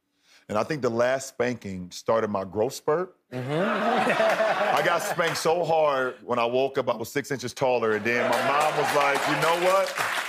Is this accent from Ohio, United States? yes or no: yes; Akron, Ohio, United States; moved away as an adult; now in Los Angeles, United States; I'm a kid from Akron, Ohio